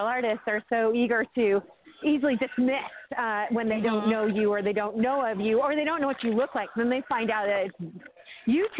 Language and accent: English; California, United States; accent: New York edge; moved away; also born or lived in Chicago; I do have a New York edge because I lived seven years in Chicago, but I'm straight from California